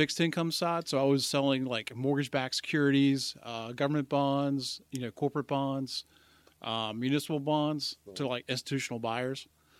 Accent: Charlotte, North Carolina, United States; I actually grew up in Charlotte, North Carolina.

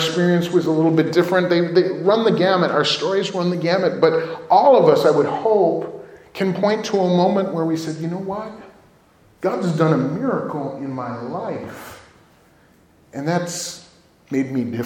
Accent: Villa Park, Illinois, United States; When I was a grade school age kid, I grew up in Villa Park

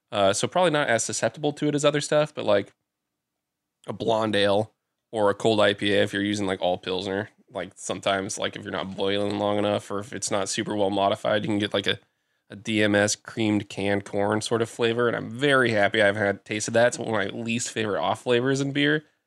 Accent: Newton, Iowa, United States; moved away; I went back to my hometown of Newton.

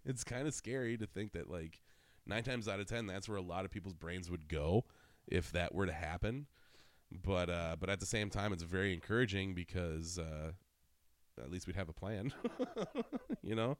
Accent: Wisconsin, United States; I'm from Wisconsin

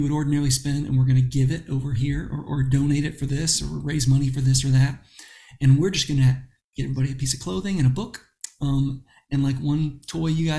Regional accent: Florida, United States; growing up in Florida

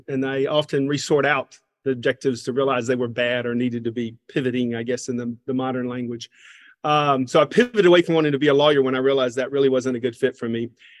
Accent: Covington, Georgia, United States; accent: Southern; So I am from Covington, Georgia, a small town in east of Atlanta, Georgia. So this accent is, I have an accent that no one claims at this point.

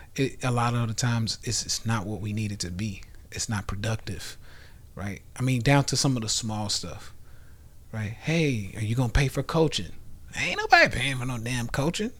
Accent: the South, United States; we come from the Bible, you know, belt buckle, you know, in the South.

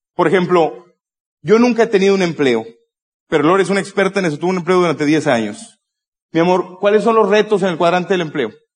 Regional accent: Monterrey, Nuevo León, Mexico; yo soy de Monterrey

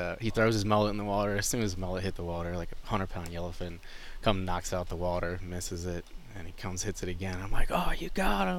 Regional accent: Kingwood, Texas, United States; I grew up in Kingwood, Texas. That's 30 miles north of Houston

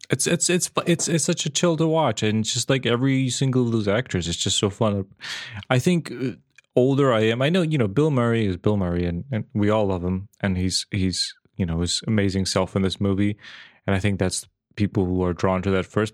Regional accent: Serbia; moved away as an adult; also born or lived in Belfast; I moved away from Serbia

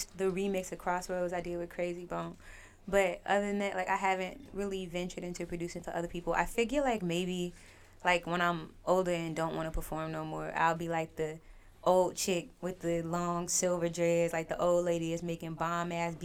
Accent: Inglewood, California, United States; I'm a black girl, like I'm from Inglewood

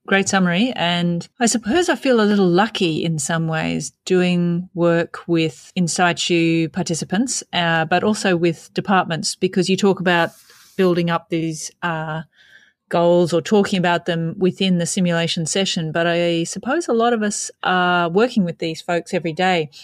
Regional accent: Australia

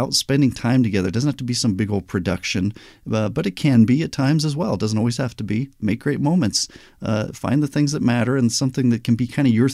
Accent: Albuquerque, New Mexico, United States; also born or lived in Anaheim, California; I was born in Anaheim, but we moved to Albuquerque, New Mexico

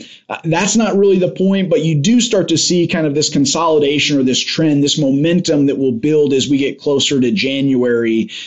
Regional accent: Iowa, United States; at age 18, just as an Iowan

